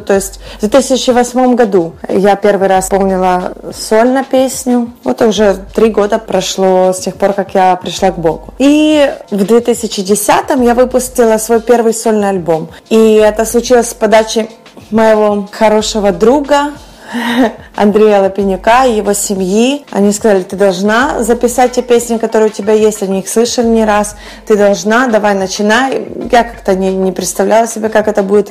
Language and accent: Russian; Western Ukraine, Ukraine; moved away as an adult; also born or lived in Kyiv; now in Miami, United States; Я выросла на Западной Украине, где о Боге знает практически каждый